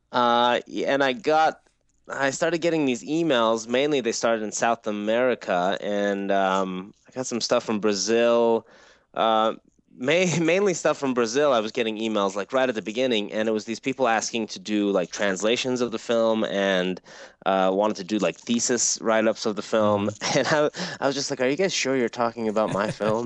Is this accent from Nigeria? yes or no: no; Iran; moved away; I grew up in Iran